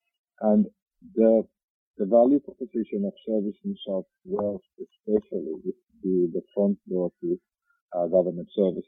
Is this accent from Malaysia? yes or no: no; Finland; accent: Finnish; now in Central Coast, Australia; Yeah, I'm from Finland, therefore this beautiful rally driver accent of mine.